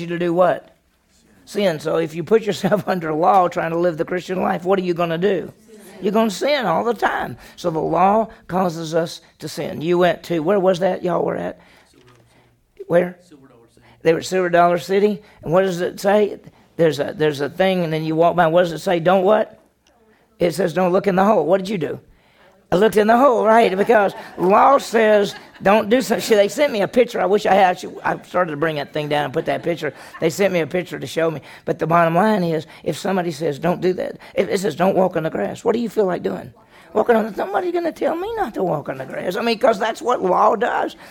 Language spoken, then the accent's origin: English; the South, United States; I grew up in the South.